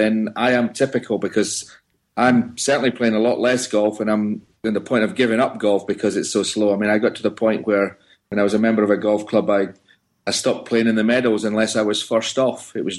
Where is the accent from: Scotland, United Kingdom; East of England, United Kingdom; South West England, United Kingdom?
Scotland, United Kingdom; I'm from Scotland